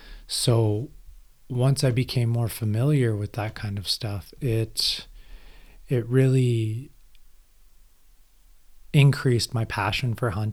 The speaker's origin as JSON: {"language": "English", "town": "Iqaluit", "region": "Nunavut", "country": "Canada", "tie": "born or raised there", "said": "Growing up in Iqaluit, Nunavut, I was surrounded by the Inuit culture, a lot of hunting when my family first moved up there."}